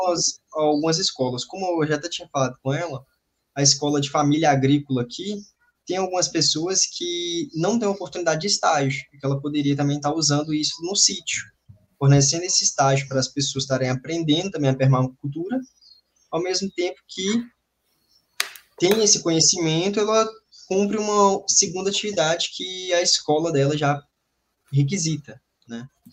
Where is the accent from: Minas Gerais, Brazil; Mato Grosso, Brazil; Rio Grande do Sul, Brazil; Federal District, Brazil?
Minas Gerais, Brazil; Setubinha; moved away; lá na minha cidade? Que eu cresci